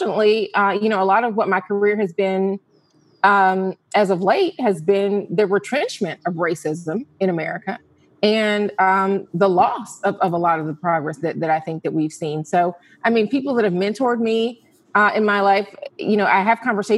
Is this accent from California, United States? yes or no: no; Atlanta, Georgia, United States; I am a native of Atlanta